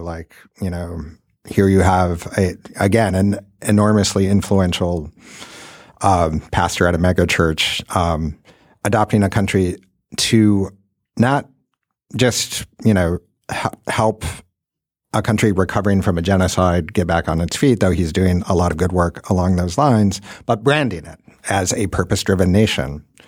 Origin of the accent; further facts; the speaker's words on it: Midwest, United States; I grew up in the Midwest